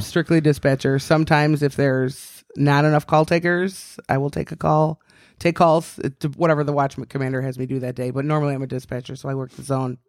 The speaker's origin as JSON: {"language": "English", "town": "Chicago", "region": "Illinois", "country": "United States", "tie": "born or raised there", "accent": "Chicago", "said": "I was born and raised in Beverly, south side of Chicago"}